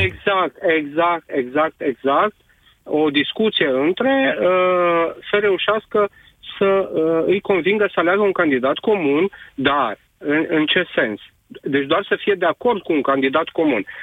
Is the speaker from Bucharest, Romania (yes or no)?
yes; Bucharest, Romania; eu vă sunt din București